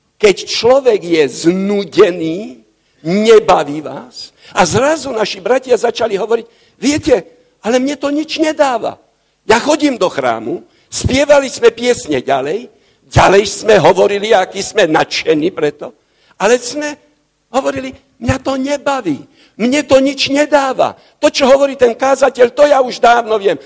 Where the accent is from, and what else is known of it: Slovakia